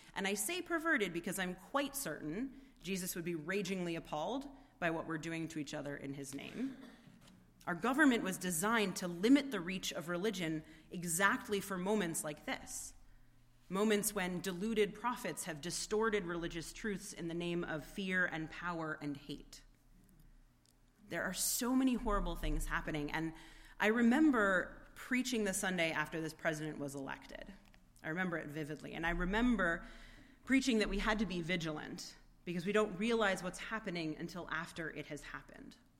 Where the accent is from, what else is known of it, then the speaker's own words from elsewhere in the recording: United States; an American with a vote who has grown up with this constant refrain about the separation of church and state